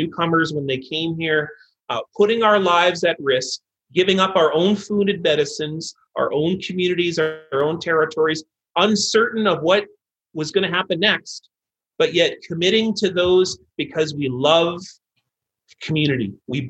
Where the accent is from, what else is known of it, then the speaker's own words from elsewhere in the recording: Selkirk, Manitoba, Canada; I grew up rural Manitoba. So, you know, I grew up in Selkirk, Manitoba. Frankly, it's a very conservative town.